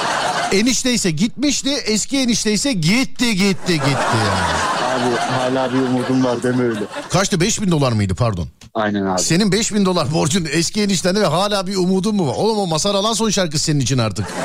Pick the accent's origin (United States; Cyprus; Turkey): Turkey; Ankara; Neredensiniz abicim siz? Ankara abi. Ankara'dan.